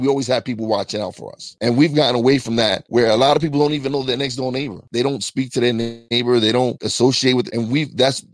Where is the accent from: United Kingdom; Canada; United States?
United States; New York; now in Tobyhanna, United States; I'm from New York and I have family that I keep in contact frequently